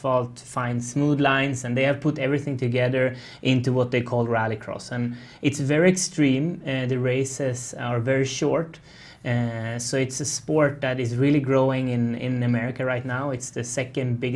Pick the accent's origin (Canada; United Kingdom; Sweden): Sweden; northern Sweden; English is a second language; moved away as an adult; also born or lived in Charlotte, North Carolina; I'm born and raised in Sweden, northern Sweden, up in a ski resort